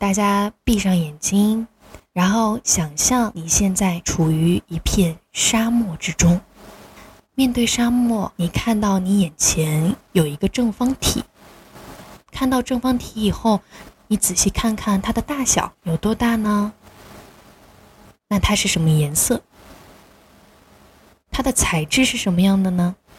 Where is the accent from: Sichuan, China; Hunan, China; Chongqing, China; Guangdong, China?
Sichuan, China; 我作为一个四川人很能吃辣